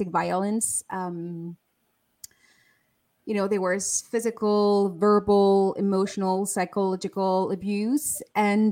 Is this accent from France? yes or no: yes; France; I was born and raised in France